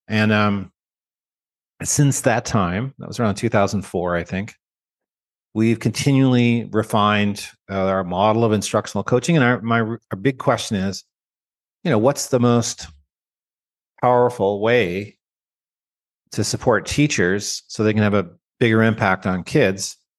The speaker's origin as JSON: {"language": "English", "country": "Canada", "tie": "born or raised there", "moved": "yes", "said": "I grew up in Canada. I'm a Canadian with dual citizenship. I have American citizenship now"}